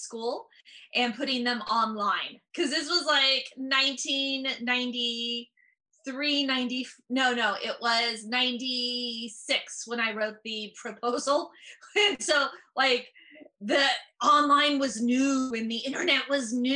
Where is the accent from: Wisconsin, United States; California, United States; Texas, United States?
California, United States; San Francisco Bay Area; I'm from the San Francisco Bay Area